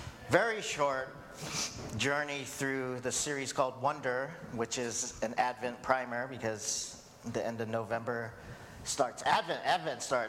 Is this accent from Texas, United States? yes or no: no; Hawaii, United States; I'm Asian American, second generation Korean American. If you don't know, I was born in Hawaii.